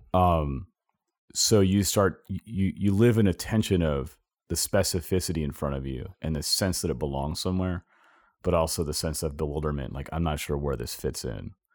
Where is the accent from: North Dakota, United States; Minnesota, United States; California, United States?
California, United States; Southern; moved away; I grew up in California, Southern California